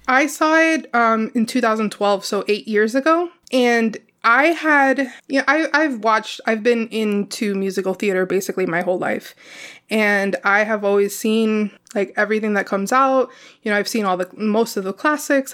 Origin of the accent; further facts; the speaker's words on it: Miami, Florida, United States; I live in Miami, where it is predominantly a Hispanic American community.